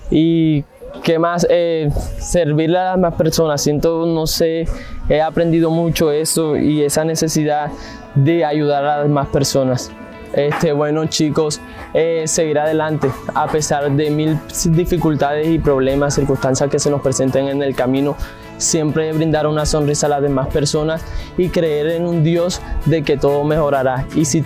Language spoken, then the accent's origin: Spanish; Venezuela; moved away; Eh, todo empezó cuando llegué de Venezuela.